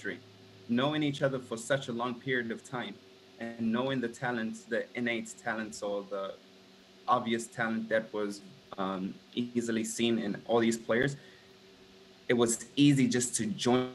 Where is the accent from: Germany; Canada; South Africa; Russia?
South Africa; now in United States; I came to America. I'm from South Africa originally.